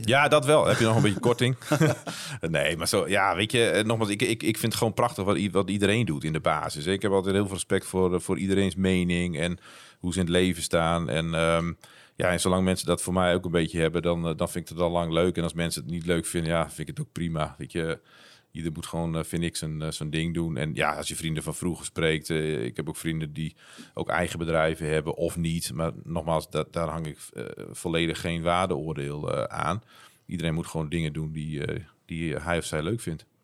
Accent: northern Netherlands, Netherlands; Ik ben een Noorderling

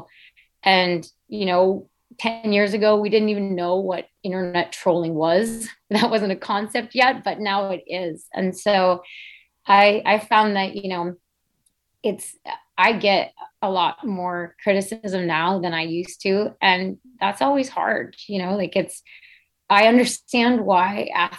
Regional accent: United States; growing up as an American cross-country skier

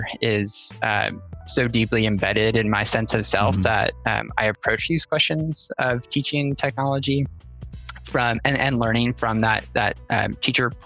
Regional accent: outside Chicago, Illinois, United States; moved away; I grew up outside Chicago

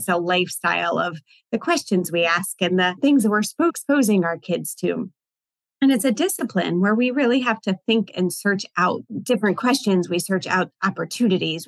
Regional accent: Virginia, United States; also born or lived in Richmond, Virginia; Virginia's my home state.

